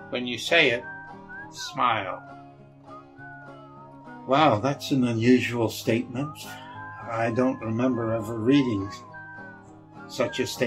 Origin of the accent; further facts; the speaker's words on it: Germany; I'm more of a beer person growing up in Germany.